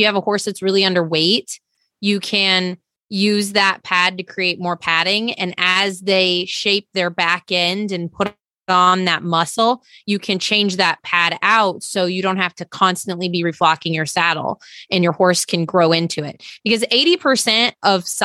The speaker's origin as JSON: {"language": "English", "region": "Oklahoma area", "country": "United States", "also_born_or_lived": "upstate New York", "moved": "yes", "lives_now": "New York, United States", "said": "I'm in upstate New York, but I'm from the Oklahoma area"}